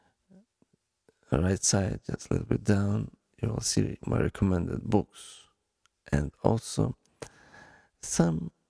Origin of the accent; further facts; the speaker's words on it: Ukraine; accent: Ukrainian; English is a second language; my Ukrainian accent